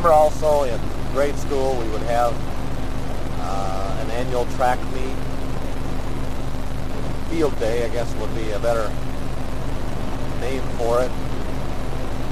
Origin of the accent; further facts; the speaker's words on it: Newton, Utah, United States; growing up in Newton, there was always a real rivalry between Newton and Clarkston